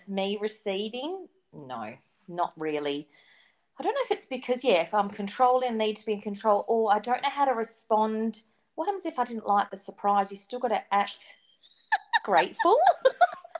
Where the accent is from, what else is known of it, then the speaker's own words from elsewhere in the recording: Perth, Western Australia, Australia; we're obviously from Perth